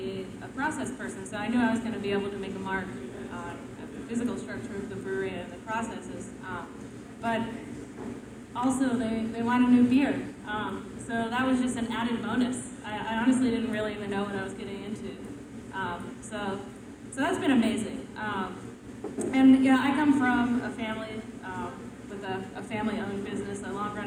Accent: Southern Georgia, United States; moved away; also born or lived in Washington, D.C. / Sunderland, England; I'm originally from Southern Georgia

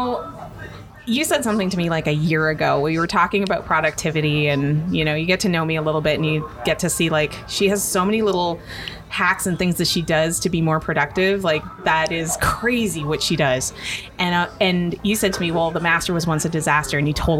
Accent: Inuvik, Northwest Territories, Canada; moved away as an adult; I was born and raised in Inuvik Northwest Territories in Canada.

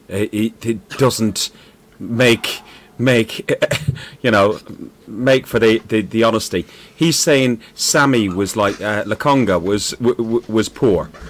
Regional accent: Ireland; I'm Irish

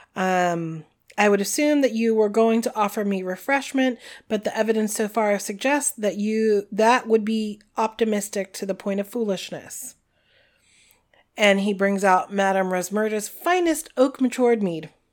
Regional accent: New Jersey, United States; we're from New Jersey

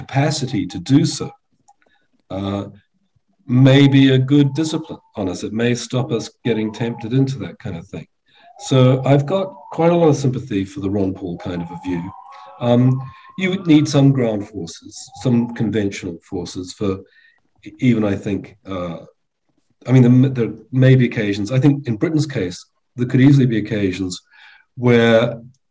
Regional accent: New Zealand; now in England, United Kingdom; I'm a New Zealander by birth. I live in England now

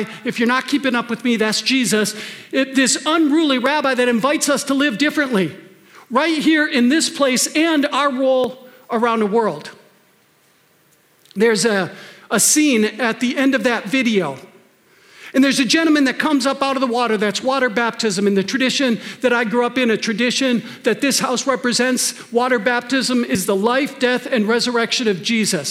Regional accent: Wisconsin, United States; now in Minnesota, United States; I grew up in Wisconsin

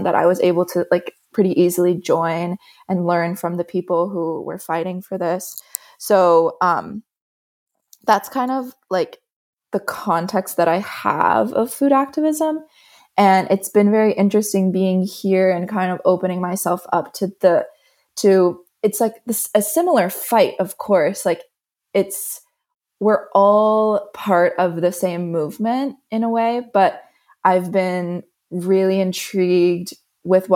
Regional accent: Florida, United States; moved away as an adult; now in Bra, Italy; I'm originally from the States, from Florida

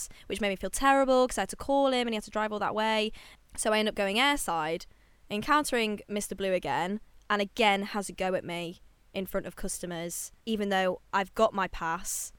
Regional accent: United Kingdom; I'm British

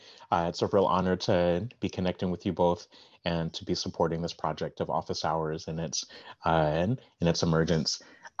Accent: Texas, United States; also born or lived in Baltimore, Maryland / Uptown Manhattan; now in New York City, United States; I was born in Baltimore, Maryland, and spent several childhood years in Uptown Manhattan. Both of my parents were born and raised in the Bronx. I spent some time growing up in Texas into early adulthood, but have resided in New York City for over half of my life.

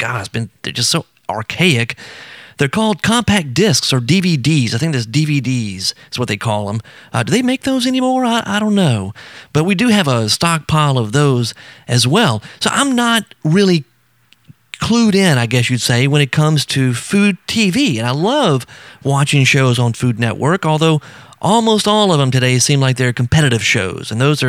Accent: Baton Rouge, Louisiana, United States; I grew up in Baton Rouge and live right outside of New Orleans, spent a lot of time in the city, and I just love it down here in South Louisiana.

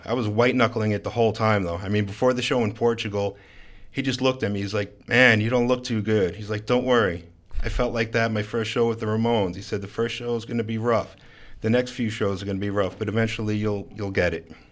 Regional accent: Long Island, New York, United States; moved away as an adult; also born or lived in Brooklyn, New York; now in Baltimore, United States; I grew up on Long Island, and for the last several years lived in Brooklyn

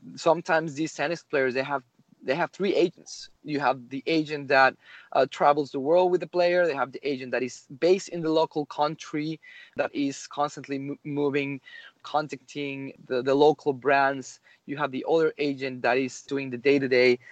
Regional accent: Mexico; moved away; I'm from Mexico originally

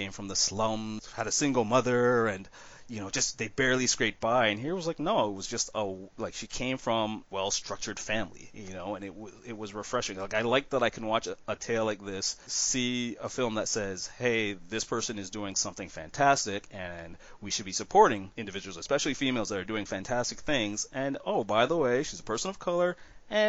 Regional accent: Canada; being a Canadian

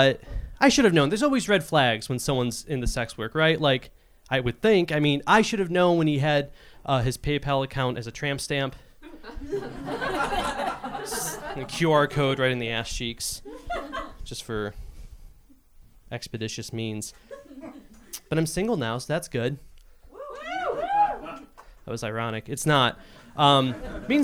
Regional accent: Cleveland, Ohio, United States; I grew up in Cleveland, was here for 5 years, and I moved back to Cleveland because of money

